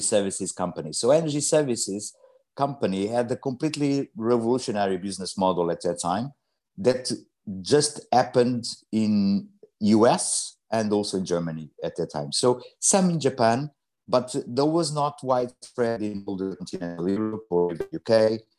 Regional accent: Mozambique; also born or lived in Portugal; now in London, United Kingdom; I was born in Mozambique

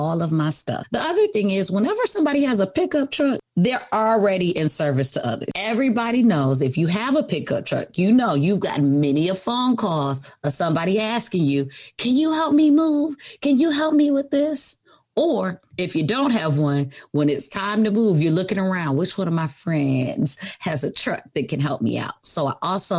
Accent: Michigan, United States; I'm from Michigan. We get lots of snow.

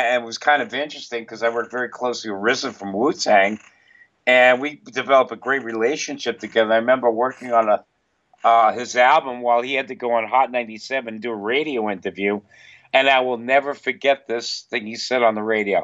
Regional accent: New York City, New York, United States; I grew up in Queens, New York, where I was hanging out with the Black Panthers in high school

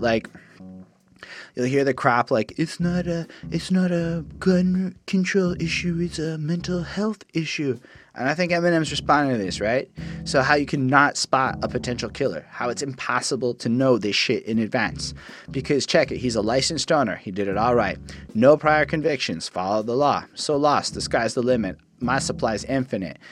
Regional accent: Canada; I'm a Canadian liberal

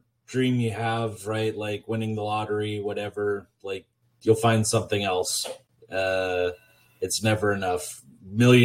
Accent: Montana, United States; now in Oregon coast, United States; growing up in Montana

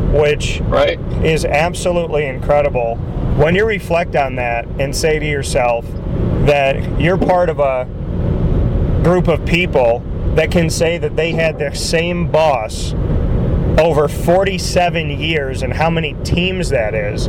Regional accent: Syracuse, New York, United States; I say this as someone who's born and raised in Syracuse

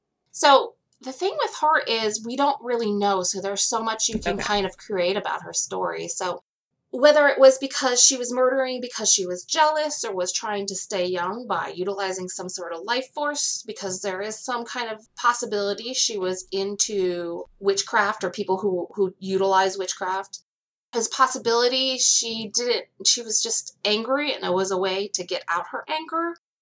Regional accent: Hawaii, United States; born there; So I was born in Hawaii. I've moved around a lot of different places, seen a lot of different things

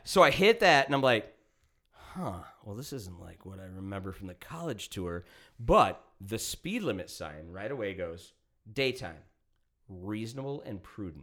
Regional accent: Woodbury, Minnesota, United States; also born or lived in Missoula, Montana; all of us growing up in Minnesota and living with whack-ass fucking laws and shit here

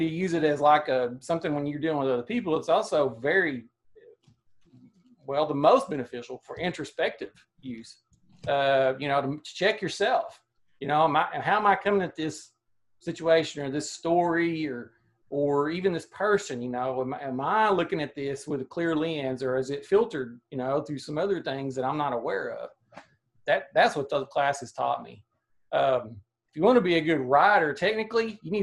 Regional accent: Atkins, Arkansas, United States; also born or lived in Dardanelle, Arkansas / Dover, Arkansas; I've never lived more than 30 minutes from where I was born, which is in Dardanelle, Arkansas. And I grew up in Adkins, lived in Dover for 20 years

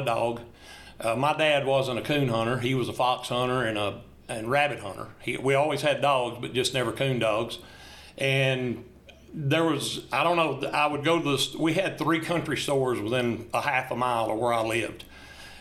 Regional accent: Bath Springs, Tennessee, United States; I'm from Bath Springs, Tennessee. I've been here my entire life

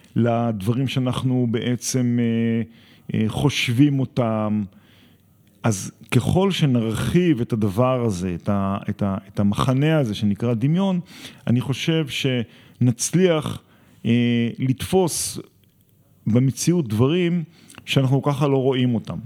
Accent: Gvulot, Southern District, Israel; אני גדלתי בקיבוץ גבולות

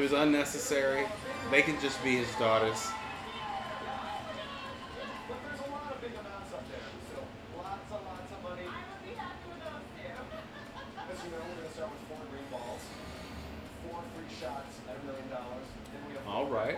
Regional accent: Virginia, United States; I'm from Virginia.

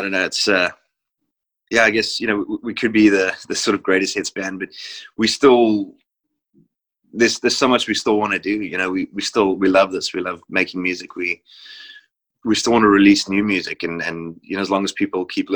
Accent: South Africa; growing up in South Africa

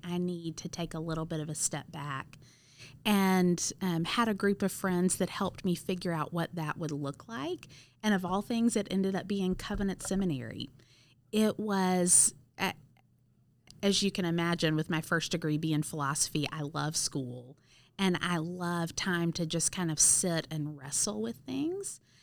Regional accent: Cleveland, Mississippi, United States; moved away as an adult; also born or lived in Auburn, Alabama; now in St. Louis, United States; I actually grew up in Wilson Benton's church in a tiny little town called Cleveland, Mississippi

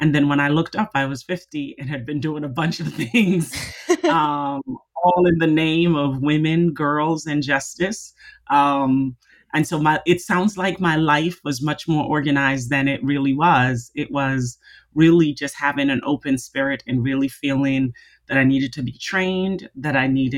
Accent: Jamaica; I am Jamaican, so there are lots of jokes about Jamaicans having 10 jobs.

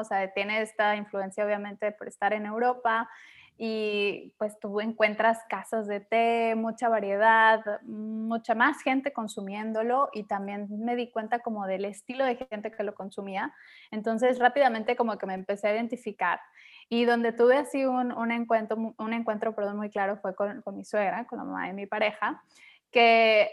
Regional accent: Mexico; Y regresé a México

